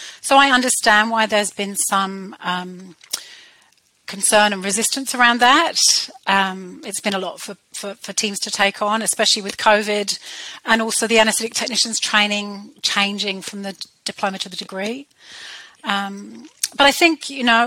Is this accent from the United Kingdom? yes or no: yes; United Kingdom; accent: British; moved away as an adult; now in New Zealand; You can tell by my British accent that I trained in the UK